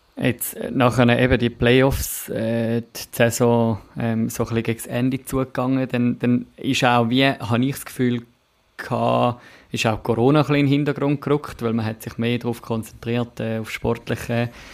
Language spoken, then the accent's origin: German; Winterthur, Zurich, Switzerland; für mich als Winterthurer